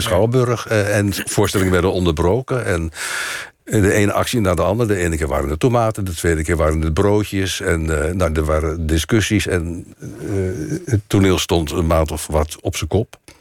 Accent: Delft, South Holland, Netherlands; moved away; also born or lived in Wassenaar / North Brabant / Amsterdam; ik ben geboren in Delft. En ik via Wassenaar en via Brabant kwam ik dan in Amsterdam

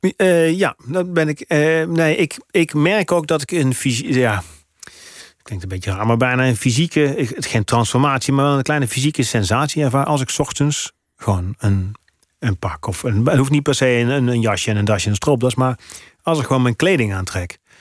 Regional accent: Gemert, North Brabant, Netherlands; accent: zachte G; moved away as an adult; now in Amsterdam, Netherlands; uit het Brabantse dorp waar ik vandaan kom

